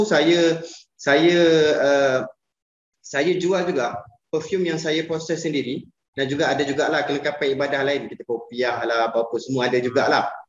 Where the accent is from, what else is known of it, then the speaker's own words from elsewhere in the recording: Terengganu, Malaysia; moved away; also born or lived in Puncak Alam, Selangor; saya asal Terengganu